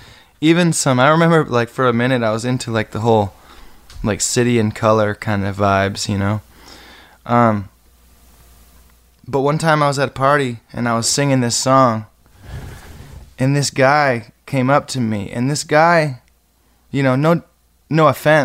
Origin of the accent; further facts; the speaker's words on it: Muir, Michigan, United States; I grew up right on the Maple River over there in Muir.